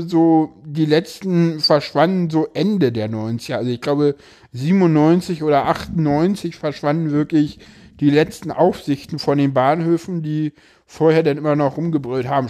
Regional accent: Berlin, Germany; komme ich da zu sehr aus Köpenick

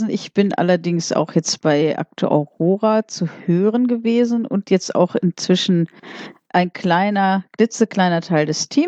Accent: Wiesbaden, Hesse, Germany; organisiere ich hier in Wiesbaden, ich komme aus Wiesbaden, hallo, ja.

